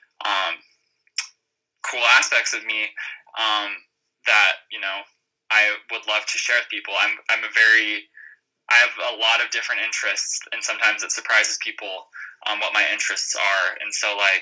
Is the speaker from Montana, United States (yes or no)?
yes; Montana, United States; moved away as an adult; also born or lived in Minneapolis, Minnesota; now in Colorado, United States; I grew up in Montana